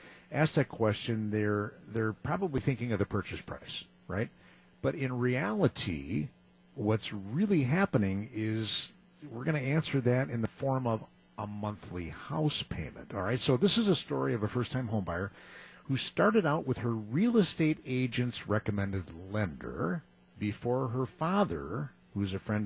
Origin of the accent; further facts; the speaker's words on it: Muskego, Wisconsin, United States; now in Hartland, United States; Muskego, my hometown